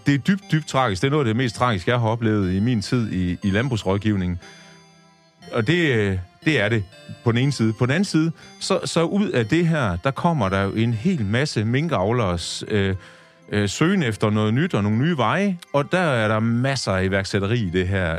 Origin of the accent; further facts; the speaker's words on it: Tjæreborg, Southern Denmark, Denmark; Der er jeg født og opvokset